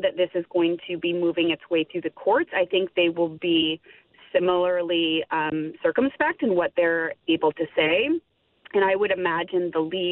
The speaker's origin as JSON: {"language": "English", "country": "United States", "said": "I'm an American, I'm based in the U.S"}